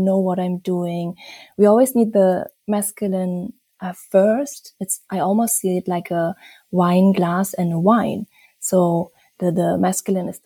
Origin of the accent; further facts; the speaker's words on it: Germany; also born or lived in Bali, Indonesia / Berlin, Germany; I'm originally from Germany, and I'm also half Indonesian, and I live a Bali, Berlin kind of life